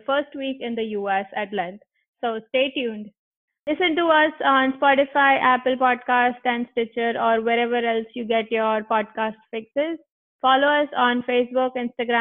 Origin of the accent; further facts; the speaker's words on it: Mumbai, Maharashtra, India; moved away as an adult; also born or lived in College Station, Texas; now in United States; I'm from Mumbai.